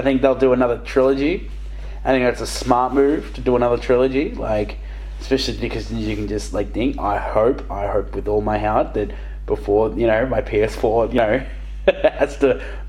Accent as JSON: {"language": "English", "country": "Australia", "said": "I've got a slab on my back because I'm Australian."}